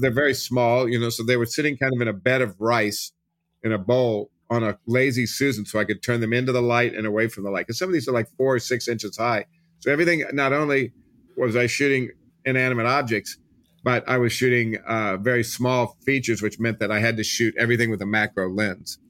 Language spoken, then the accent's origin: English; Kansas City, Missouri, United States; moved away as an adult; also born or lived in Los Angeles; I grew up in Kansas City